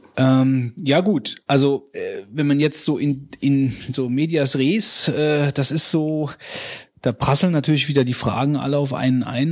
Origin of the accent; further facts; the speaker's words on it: West Germany, Germany; ich komme aus dem Westen